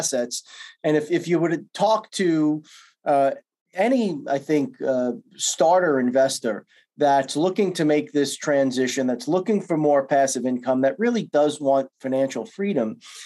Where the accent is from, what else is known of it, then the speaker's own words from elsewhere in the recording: New York, United States; I'm from New York